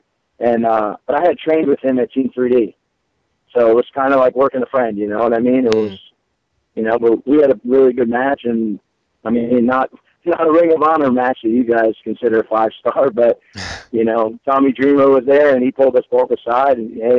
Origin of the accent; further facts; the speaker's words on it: New Jersey, United States; moved away as an adult; I'm originally from New Jersey, so I moved back home for a little bit